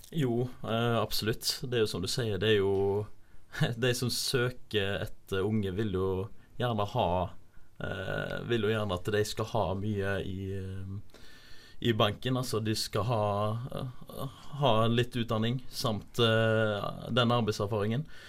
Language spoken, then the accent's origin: Norwegian; Haugesund, Rogaland, Norway; moved away as an adult; now in Bergen, Norway; jeg er fra Haugesund